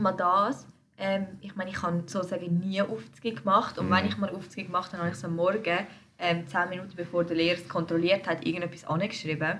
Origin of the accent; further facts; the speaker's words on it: Switzerland; wir sind Schweizer, so. Mhm. Unsere Eltern sind auch hier in die Schule gegangen, sie haben den gleichen Bildungsweg gemacht wie wir